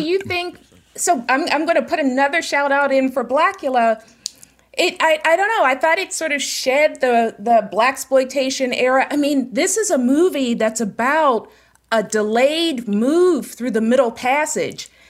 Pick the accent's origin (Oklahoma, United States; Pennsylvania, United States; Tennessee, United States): Pennsylvania, United States; Pittsburgh; I am from Pittsburgh, born and raised